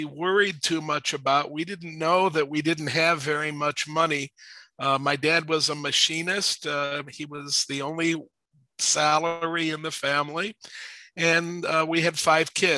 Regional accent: Warrensville Heights, Ohio, United States; I was raised in Warrensville Heights, Ohio, which is a suburb of Cleveland, Ohio.

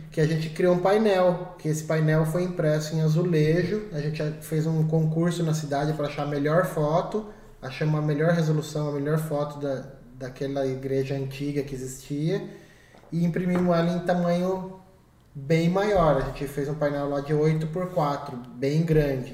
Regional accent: Brazil; da cidade de Peró, que foi onde eu cresci

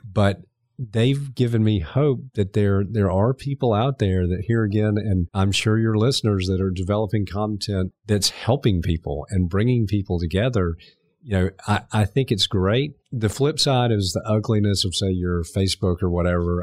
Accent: Augusta, Georgia, United States; also born or lived in Montreal, Canada; I was born in Montreal, moved to Augusta when I was four

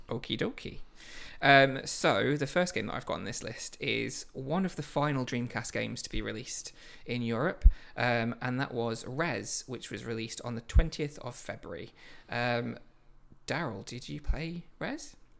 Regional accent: Lincoln, East Midlands, United Kingdom; we're both from Lincoln

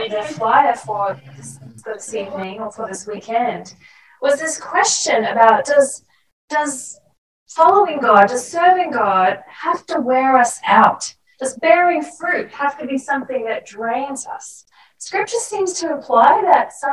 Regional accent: Australia; accent: Australian; moved away; I worked really hard to keep my Australian accent, even though I was out of Australia for a very long time

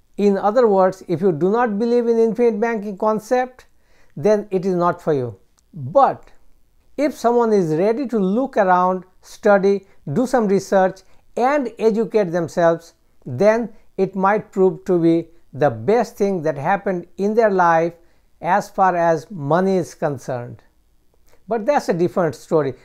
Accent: United States

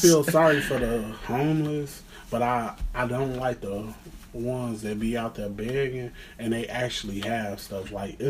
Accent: Maywood, Illinois, United States; I'm definitely from Maywood, Chicago.

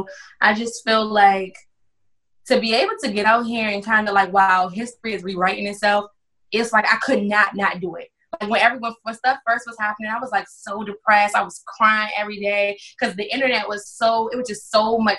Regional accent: Washington, District of Columbia, United States; I am from Washington, D.C., Northeast, born and raised

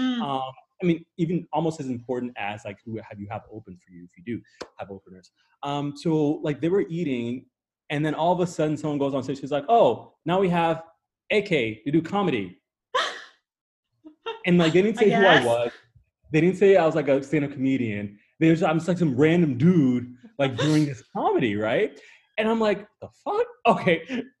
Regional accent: Midwest, United States; also born or lived in Nigeria; Like I was born in Nigeria, so I'm Nigerian ethnically, and like, you know, culturally my parents like raised me with that, but I grew up in like the US and the Midwest, right? Therefore, like, you know, I'm American in many ways

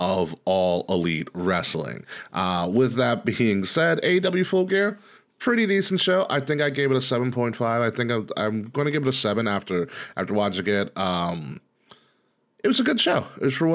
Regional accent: Long Island, New York, United States; I'm from Long Island

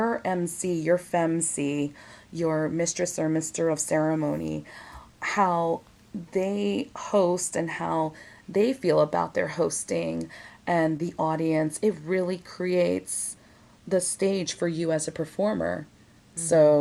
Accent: New York City, New York, United States; as a New Yorker, because I was born and raised here

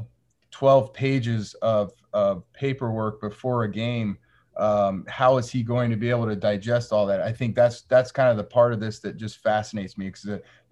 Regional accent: Northwest Arizona, United States; I grew up in Northwest Arizona

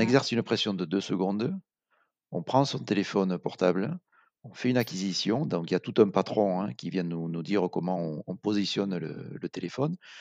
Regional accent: Aveyron, Occitania, France; also born or lived in Montpellier; On est originaire d'Aveyron

